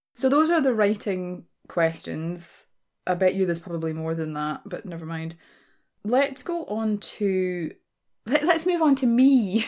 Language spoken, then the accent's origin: English; Glasgow, Scotland, United Kingdom; accent: Glaswegian; I am a born and raised Glaswegian, right? That's my accent.